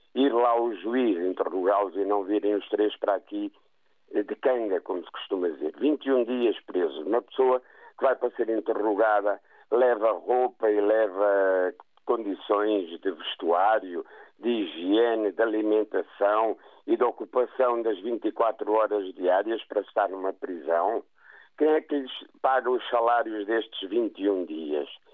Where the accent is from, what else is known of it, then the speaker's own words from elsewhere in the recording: Ponta do Sol, Madeira, Portugal; also born or lived in Funchal; sou natural da Ponta do Sol